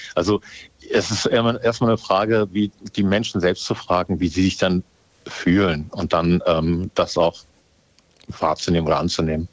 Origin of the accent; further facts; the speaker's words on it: Hamburg, Germany; ich bin eigentlich Hamburger